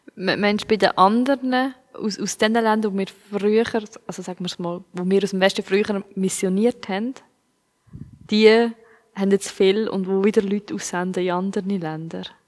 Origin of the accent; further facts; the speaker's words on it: Switzerland; ich als Schweizer